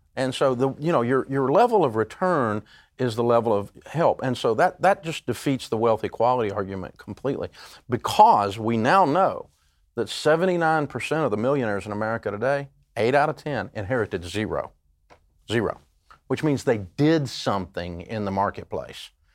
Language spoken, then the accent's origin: English; Tennessee, United States; I grew up in Tennessee, and, uh, we're a hillbilly